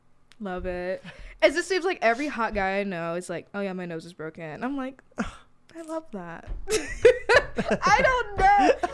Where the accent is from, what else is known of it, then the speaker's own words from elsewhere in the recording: California, United States; growing up in California